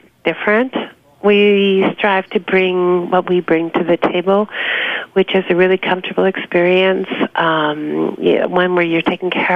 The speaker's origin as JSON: {"language": "English", "town": "New York City", "region": "New York", "country": "United States", "tie": "born or raised there", "also_born_or_lived": "Long Island", "said": "I was born and raised in New York."}